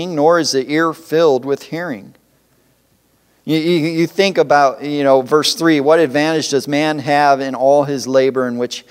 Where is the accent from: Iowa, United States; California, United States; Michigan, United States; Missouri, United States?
Michigan, United States; Detroit; I grew up in the Detroit area where there's lots of factories